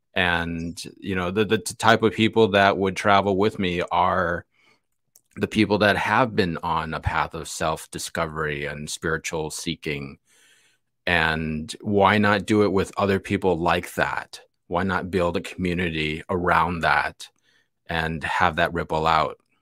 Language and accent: English; Chicago, Illinois, United States; I was born in the north side, went to school in the south side, but my family lives in the, in the burbs, west, western burbs of Chicago